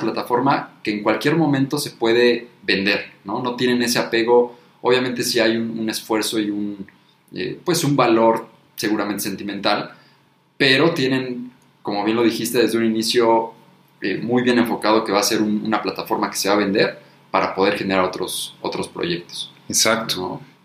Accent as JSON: {"language": "Spanish", "country": "Mexico", "said": "como mexicano"}